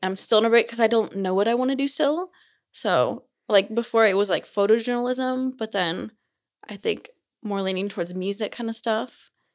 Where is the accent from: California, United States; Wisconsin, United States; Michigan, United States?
California, United States; Simi Valley; moved away as an adult; now in Utah, United States; I'm from California. I'm not from here. So, I'm from Simi Valley